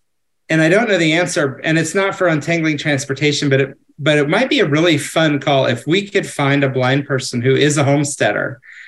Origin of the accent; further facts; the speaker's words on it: Indiana, United States; because I grew up in Indiana, which is also a fairly rural state.